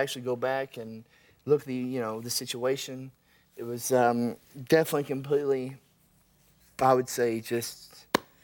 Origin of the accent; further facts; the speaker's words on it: Oklahoma, United States; I'm from Oklahoma